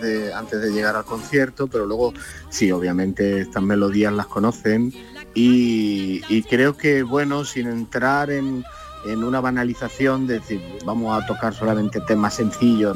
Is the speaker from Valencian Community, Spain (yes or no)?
no; Linares, Andalusia, Spain; now in Granada, Spain; yo vivo en Granada normalmente, resido en Granada, aunque soy de Linares